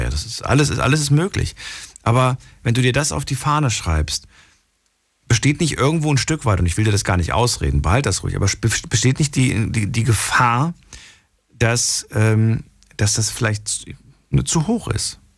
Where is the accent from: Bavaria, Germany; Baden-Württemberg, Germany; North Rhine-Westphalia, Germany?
Baden-Württemberg, Germany; Mannheim; Ich bin aus Mannheim. Aus Mannheim.